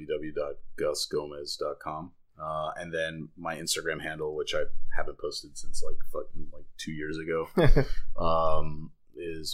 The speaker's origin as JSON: {"language": "English", "town": "Miami", "region": "Florida", "country": "United States", "tie": "born or raised there", "also_born_or_lived": "Davie, Florida / Fort Lauderdale, Florida", "said": "I was born in Miami, raised by Cuban parents, went to school in Davie"}